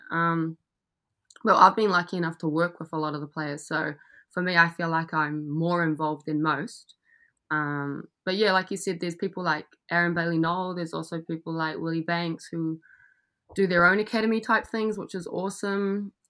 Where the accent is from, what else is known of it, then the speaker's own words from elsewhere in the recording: Gisborne, New Zealand; moved away as an adult; also born or lived in Australia; I'm from New Zealand, so I grew up in Gisborne, which is on the east coast. I uh, spent most of my life there. Went to high school there